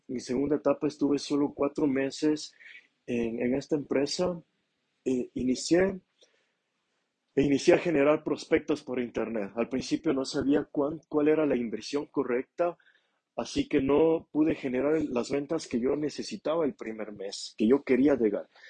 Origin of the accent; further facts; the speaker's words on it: Ambato, Tungurahua, Ecuador; moved away as an adult; now in Quito, Ecuador; en la ciudad de Ambato, en mi ciudad natal